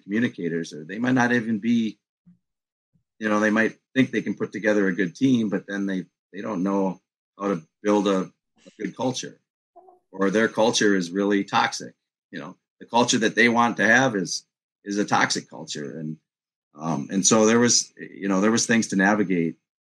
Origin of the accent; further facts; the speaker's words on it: Minneapolis, Minnesota, United States; I'm from Minneapolis.